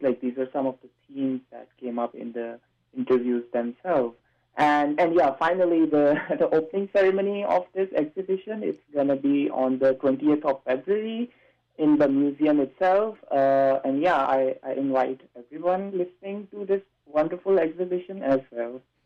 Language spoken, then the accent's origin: English; Pakistan; moved away as an adult; now in North Vancouver, Canada; I was from Pakistan